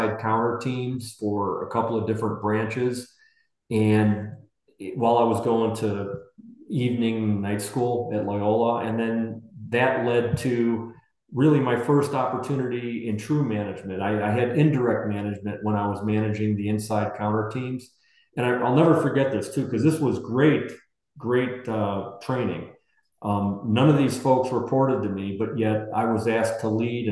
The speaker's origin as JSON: {"language": "English", "town": "Chicago", "region": "Illinois", "country": "United States", "tie": "born or raised there", "moved": "as an adult", "lives_now": "Arizona, United States", "said": "Grew up in Chicago, a very blue-collar"}